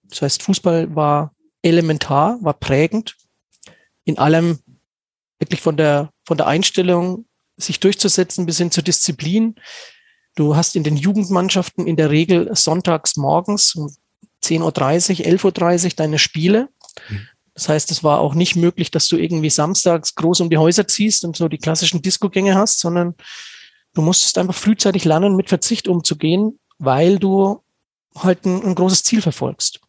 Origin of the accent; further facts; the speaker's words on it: Stockheim, Bavaria, Germany; moved away as an adult; also born or lived in Kronach; now in Schweinfurt, Germany; Stockheim, mein Heimatort, ist ähm, quasi im ehemaligen Zonenrandgebiet